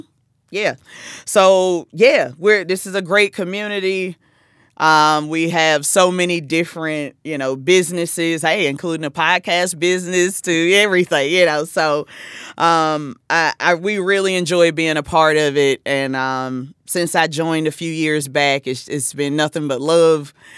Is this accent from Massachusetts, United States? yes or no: no; South Carolina, United States; moved away as an adult; now in New Jersey, United States; I'm from South Carolina, and, um, I've been in the Jersey area for ten years